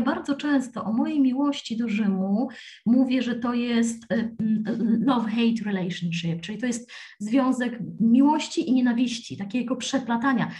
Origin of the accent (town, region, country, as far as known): Poland; moved away as an adult; also born or lived in London; now in Rome, Italy